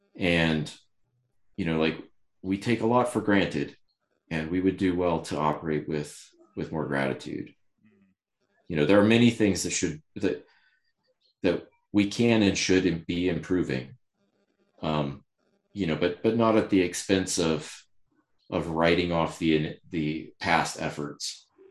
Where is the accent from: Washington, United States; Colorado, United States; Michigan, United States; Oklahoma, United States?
Colorado, United States; Ouray; I was born in the mountains, Southwest Colorado.